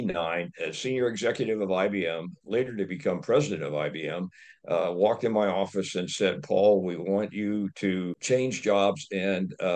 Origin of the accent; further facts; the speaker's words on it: Dayton, Ohio, United States; moved away; also born or lived in Michigan; Was adopted a couple of years later by a loving family in Ohio, grew up in Dayton, Ohio, in a modest setting.